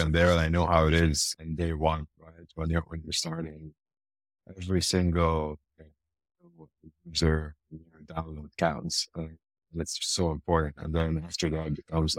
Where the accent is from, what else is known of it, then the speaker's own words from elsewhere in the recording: Lebanon; moved away as an adult; now in Dubai, United Arab Emirates; I'm originally Lebanese. I'm from Lebanon.